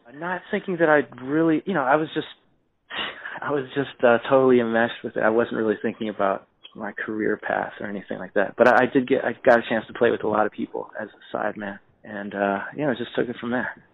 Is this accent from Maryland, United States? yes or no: yes; Silver Spring, Maryland, United States; also born or lived in Washington D.C.; I was born in Washington D.C., but I was raised, you know, in the suburbs in uh, Silver Spring, Maryland